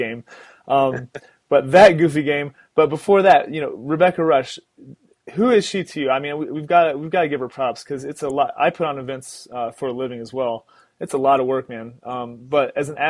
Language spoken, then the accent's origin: English; South Florida, United States; now in Denver, United States; I grew up in South Florida